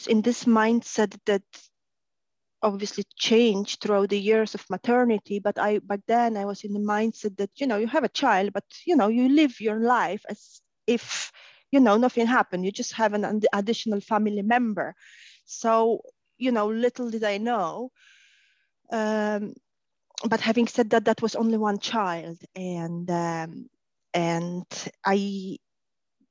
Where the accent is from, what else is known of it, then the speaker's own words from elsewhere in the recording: Poland; moved away as an adult; also born or lived in Ireland / Spain / Gdynia; now in Warsaw, Poland; born and raised in Poland